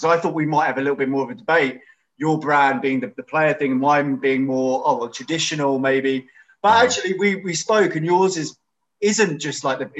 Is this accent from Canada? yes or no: no; London, United Kingdom